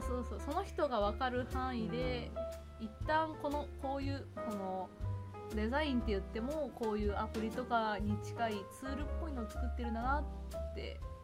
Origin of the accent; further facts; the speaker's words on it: Chiba, Japan; also born or lived in Osaka; 私はそのちっちゃい頃から千葉県とかで育っていて、うん、若干大阪にいて千葉県